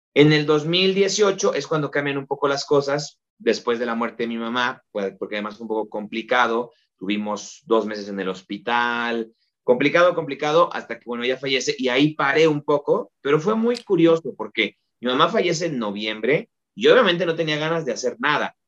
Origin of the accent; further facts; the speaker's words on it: Mexico; moved away as an adult; now in Tijuana, Mexico; Y yo, de México